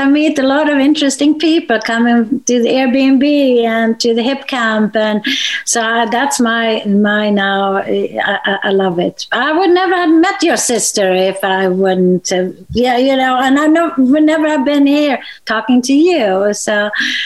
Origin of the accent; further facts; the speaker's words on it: Sweden; I'm from Sweden